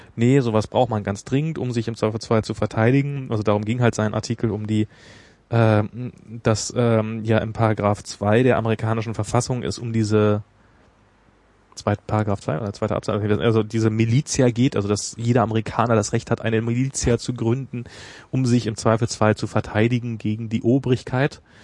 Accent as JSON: {"language": "German", "country": "Germany", "said": "bei uns in Deutschland"}